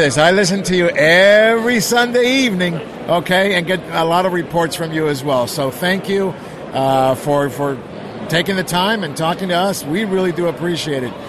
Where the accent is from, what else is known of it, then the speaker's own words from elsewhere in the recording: Argentina; now in California, United States; I was born in Argentina